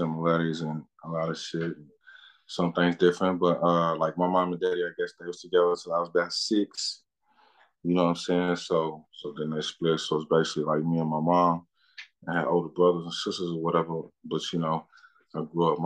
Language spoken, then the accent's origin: English; Lexington, Kentucky, United States; I'm from Lexington, Kentucky, Bluegrass Ashmondale Projects. That's where I grew up at, on the east side of town.